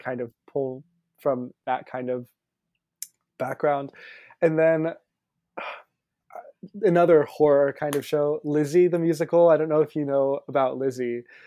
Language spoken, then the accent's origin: English; Pensacola, Florida, United States; moved away as an adult; now in New York City, United States; I grew up in Pensacola, Florida, but my parents are both teachers and they're both Brazilian